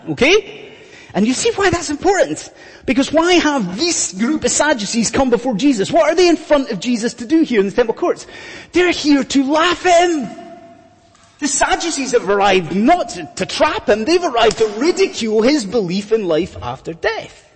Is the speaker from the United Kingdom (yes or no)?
yes; Scotland, United Kingdom; I'm a Scotsman, as you may have gathered from the accent. I was brought up in Scotland in the 1980s